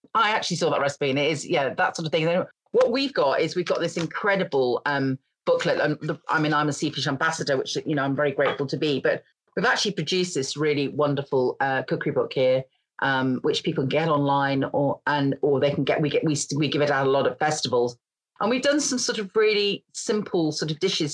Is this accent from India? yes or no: no; Grimsby, Yorkshire and the Humber, United Kingdom; also born or lived in Scotland; I come from near Grim, or I come from Grimsby